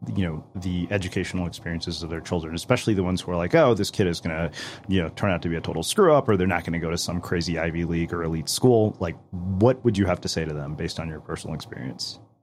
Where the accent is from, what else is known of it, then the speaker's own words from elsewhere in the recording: India; also born or lived in Berkeley, California; now in United States; I'm an Indian immigrant, you know, who went to Berkeley as well